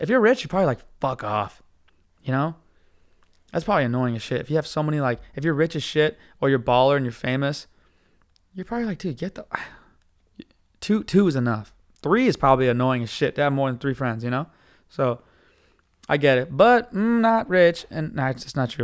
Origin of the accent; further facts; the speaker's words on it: United States; I'm American